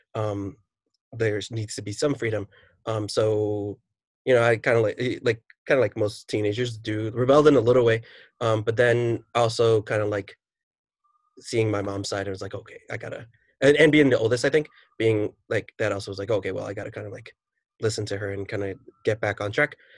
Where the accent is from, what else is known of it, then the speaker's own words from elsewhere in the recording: New York City, New York, United States; I am a teacher from New York City